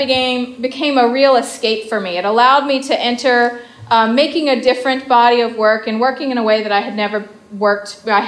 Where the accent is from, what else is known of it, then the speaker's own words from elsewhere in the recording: the South, United States; I'm from the South. And I grew up in a fairly conservative home